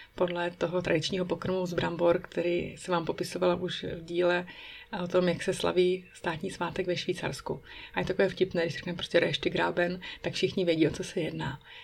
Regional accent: Czechia; first language Czech; moved away as an adult; now in Bern, Switzerland; u nás v Česku

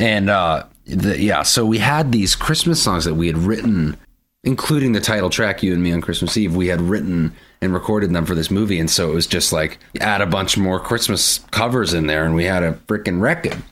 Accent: Portsmouth, New Hampshire, United States; moved away as an adult; also born or lived in Boston, United States; now in Nashville, United States; born and raised in Portsmouth, New Hampshire.

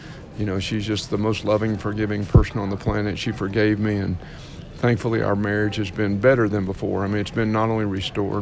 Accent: Paris, Texas, United States; born and raised in Paris, Texas

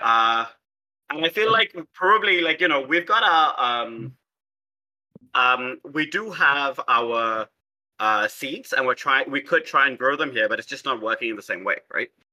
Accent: South India, India; also born or lived in Hyderabad, India; I'm from South Asia. I'm in fact from South India. Uh, I live in a city called Hyderabad

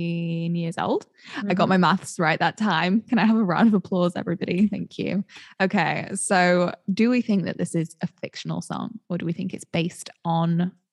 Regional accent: United Kingdom; as a Brit

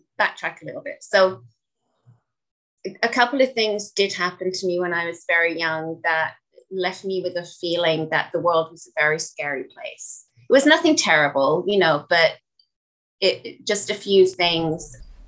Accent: England, United Kingdom; moved away as an adult; now in Canada; We stayed for 6 months, went back to England, and then I came back out here a couple of years later

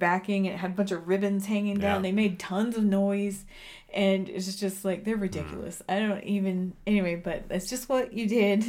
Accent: Texas, United States; now in Colorado, United States; I'm from Texas. So we wore homecoming mums

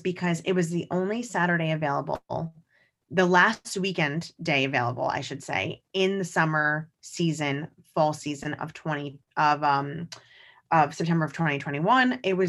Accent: New York, United States; because as a New Yorker, it is a day I'll always remember as a second grader.

